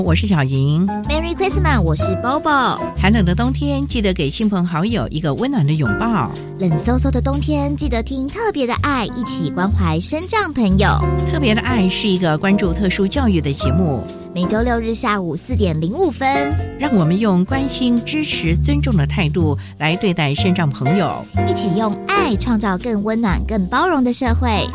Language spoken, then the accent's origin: Chinese; Taiwan; 我们台湾人